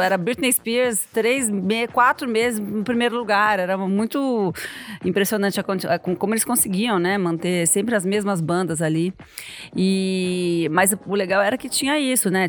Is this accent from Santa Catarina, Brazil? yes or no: no; São Paulo, Brazil; Quando eu era adolescente em São Paulo, nos anos 80